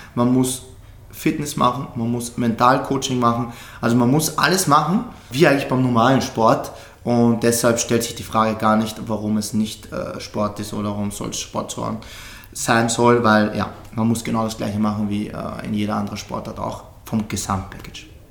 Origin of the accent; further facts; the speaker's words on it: Austria; bei uns in Österreich